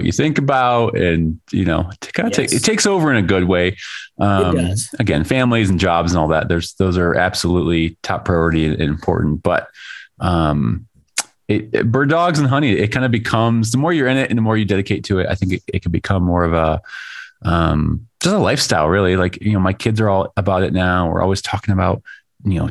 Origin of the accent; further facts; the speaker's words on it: Chicago, Illinois, United States; moved away; I'm from Chicago.